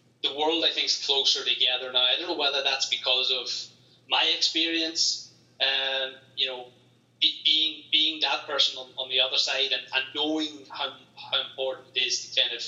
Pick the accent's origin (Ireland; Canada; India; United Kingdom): Ireland; also born or lived in Greensboro, United States; my hometown wouldn't see a lot of Americans, to be honest, because it's not the big cities, it's not Dublin or Galway